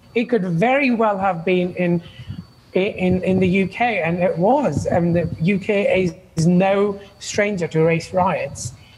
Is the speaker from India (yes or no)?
yes; India; also born or lived in United Kingdom; now in Canada; I was born in India